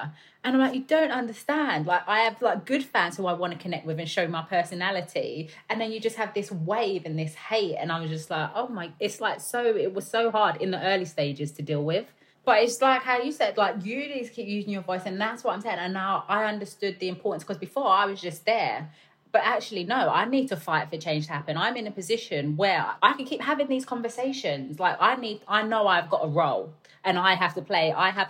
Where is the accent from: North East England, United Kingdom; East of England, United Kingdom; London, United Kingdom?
London, United Kingdom; it's because I'm from London and I'm proud of it.